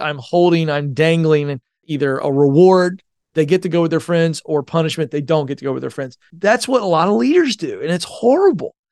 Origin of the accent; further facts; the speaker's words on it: Hampton Roads, Virginia, United States; moved away as an adult; whenever I go back to Virginia, the Tidewater, Hampton Roads area